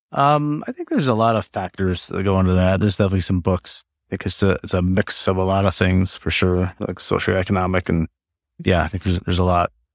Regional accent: Black Hills area, South Dakota, United States; moved away as an adult; also born or lived in Wyoming / Redlands, California; now in Colorado, United States; I grew up in South Dakota, um, that, so in the Blackfields area

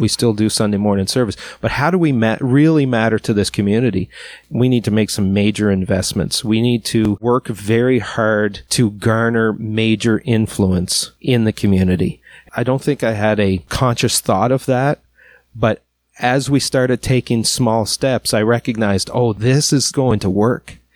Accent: Miramichi, New Brunswick, Canada; I'm from Miramichi, but I'm not from Chatham.

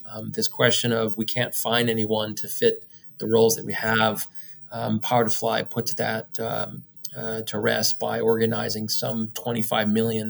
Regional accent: Boston, Massachusetts, United States; now in Washington, D.C., United States; I'm a kid from Boston who came to Washington, D.C. 30 plus years ago.

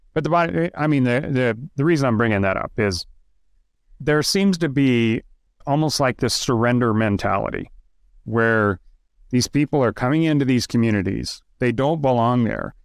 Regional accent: Idaho, United States; moved away; also born or lived in Moscow, Idaho; I grew up in Idaho. I don't live in Idaho. I haven't lived in Idaho in, I don't know, forty years, but I'm still an Idaho boy

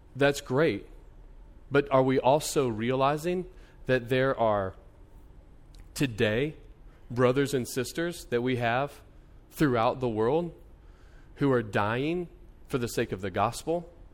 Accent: United States

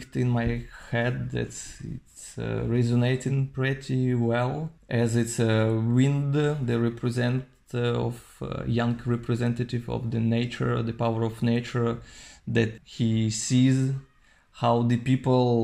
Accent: Novosibirsk, Novosibirsk Oblast, Russia; now in Paris, France; I'm from Novosibirsk.

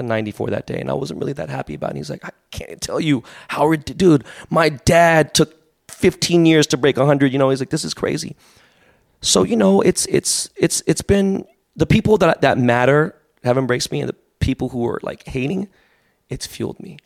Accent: Los Angeles, California, United States; I was born and raised in Koreatown

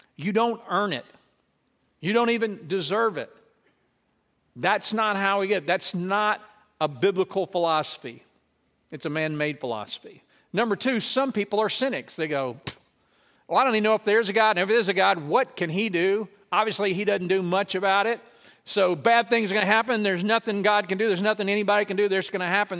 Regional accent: Lake Charles, Louisiana, United States; when I grew up in Louisiana, I remember as a child and as a teenager

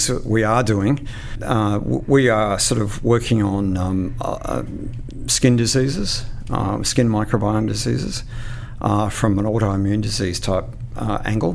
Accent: Queensland, Australia; I'm a Queenslander.

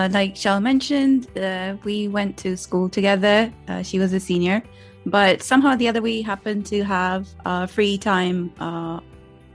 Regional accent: Pakistan; accent: Pakistani American British; moved away as an adult; also born or lived in Karachi; now in United Kingdom; I was born and raised in Pakistan, like Shell, and I live in the UK now.

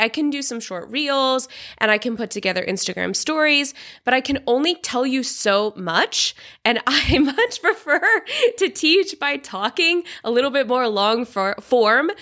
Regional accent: Seattle, Washington, United States; moved away as an adult; also born or lived in China / Vietnam / Tanzania / Australia; now in Georgia; I'm originally from Seattle in the U S, but I've lived in China, Vietnam, Tanzania, Australia, and now I live in Georgia, the country, not the state

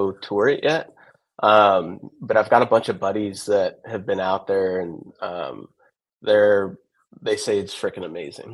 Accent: Austin, Texas, United States; I was born and raised in Austin.

